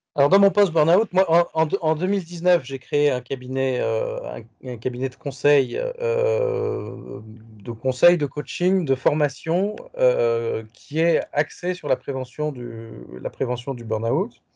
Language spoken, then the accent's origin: French; Paris, Île-de-France, France; also born or lived in India / Japan; un retour à Paris où j'ai grandi adolescent, puis jeune adulte